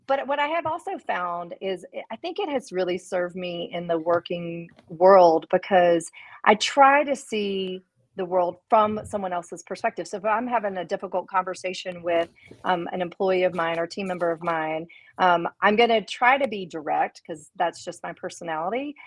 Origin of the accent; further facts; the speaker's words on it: Memphis, Tennessee, United States; moved away; in Memphis, eh, which is again my hometown